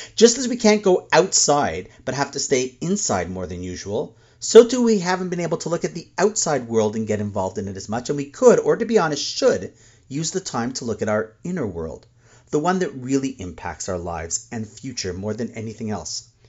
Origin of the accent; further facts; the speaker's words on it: Toronto, Ontario, Canada; my hometown of Toronto